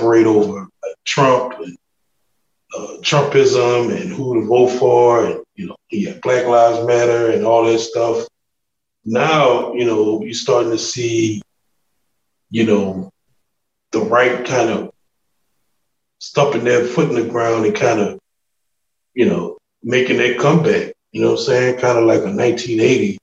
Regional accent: New Orleans, Louisiana, United States; I'm a Louisianian. From New Orleans

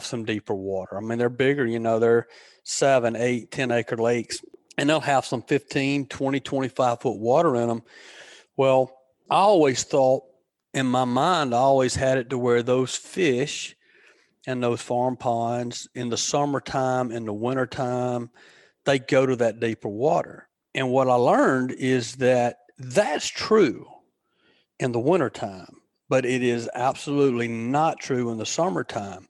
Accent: Alabama, United States; growing up around Alabama

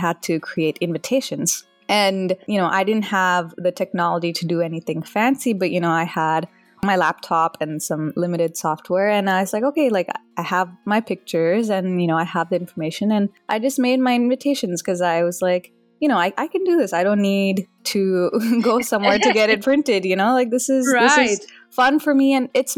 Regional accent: Dallas, Texas, United States; also born or lived in India; I was born in India, but I grew up mostly in Dallas, Texas.

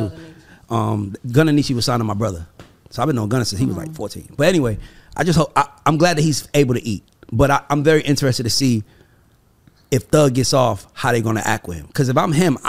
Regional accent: College Park, Georgia, United States; I'm from College fucking Park

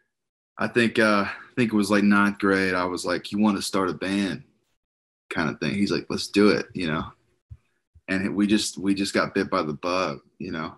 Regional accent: Arkansas, United States; being from Arkansas

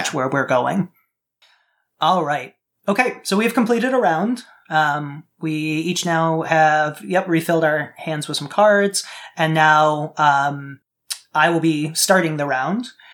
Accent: Midwest, United States; I grew up in the Midwest

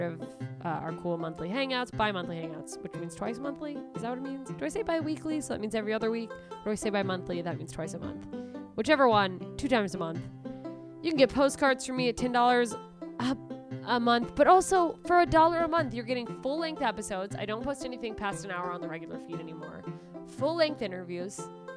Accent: Anchorage, Alaska, United States; moved away; the theater in my hometown in Alaska

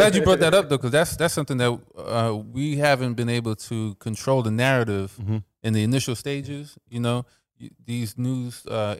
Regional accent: Brooklyn, New York, United States; also born or lived in Trinidad; I was born in Trinidad, but I grew up in Brooklyn.

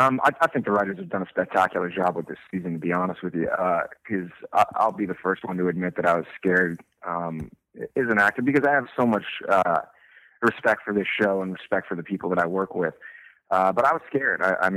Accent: Miami, Florida, United States; And growing up in Miami, although I love Miami, I really wanted to get as far away from home as I could.

